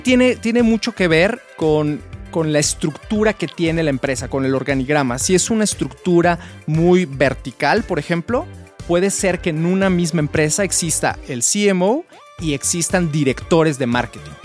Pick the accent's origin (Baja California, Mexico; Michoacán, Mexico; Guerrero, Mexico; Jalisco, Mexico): Jalisco, Mexico; Guadalajara; yo soy de Guadalajara. Yo estudié en la Universidad de Guadalajara